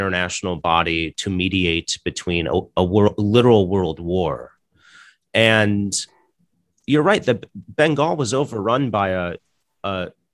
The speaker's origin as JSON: {"language": "English", "country": "United States", "said": "I'm an American"}